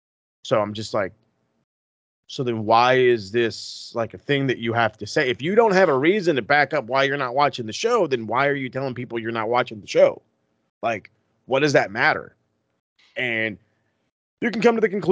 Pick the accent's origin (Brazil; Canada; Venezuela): Canada; Because we're Canadian.